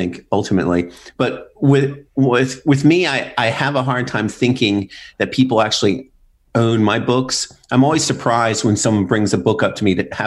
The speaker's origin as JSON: {"language": "English", "town": "Philadelphia", "region": "Pennsylvania", "country": "United States", "moved": "as an adult", "lives_now": "Lancaster, United States", "said": "I live there now. I'm from the Philly area."}